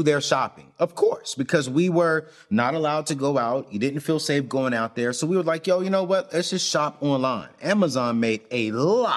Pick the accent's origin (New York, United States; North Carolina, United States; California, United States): North Carolina, United States; Fayetteville; I grew up in Fayetteville